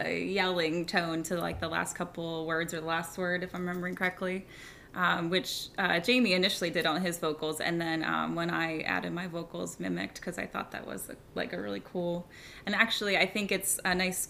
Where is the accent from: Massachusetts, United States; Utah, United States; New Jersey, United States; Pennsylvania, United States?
Pennsylvania, United States; moved away; I'm from Pennsylvania